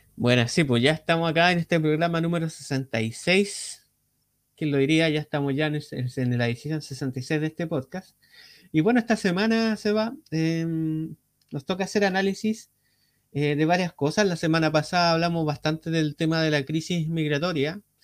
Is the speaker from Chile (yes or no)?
yes; Chile